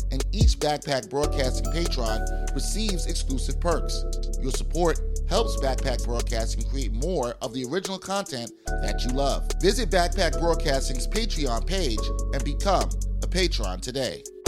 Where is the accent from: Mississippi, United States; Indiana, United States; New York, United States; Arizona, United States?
New York, United States; New York City; I grew up in East Flatbush